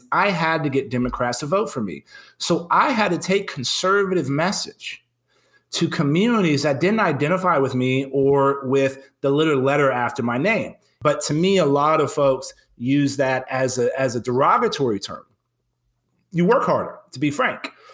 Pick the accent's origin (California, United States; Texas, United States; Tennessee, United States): Texas, United States; San Antonio; moved back to my hometown